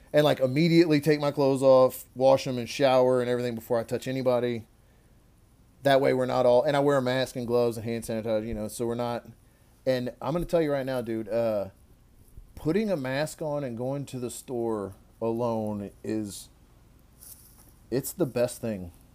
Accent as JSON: {"language": "English", "region": "Louisiana", "country": "United States", "said": "we're both from Louisiana"}